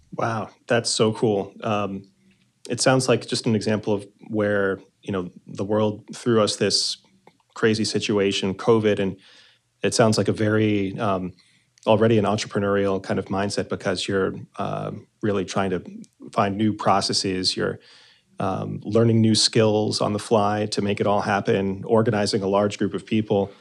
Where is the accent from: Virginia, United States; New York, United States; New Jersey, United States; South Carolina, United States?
New Jersey, United States; I'm also from New Jersey.